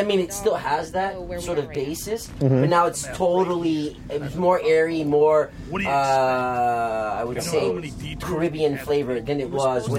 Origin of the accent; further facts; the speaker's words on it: Philadelphia, Pennsylvania, United States; I'm from Philly.